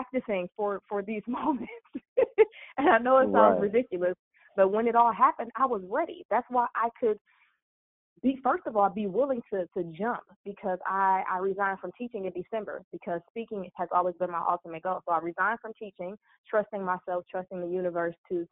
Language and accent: English; Cleveland, Ohio, United States; moved away as an adult; now in Houston, United States; I'm from Cleveland, Ohio.